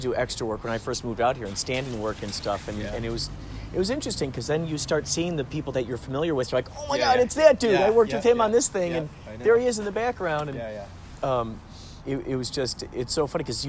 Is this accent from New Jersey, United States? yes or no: no; Chicago, Illinois, United States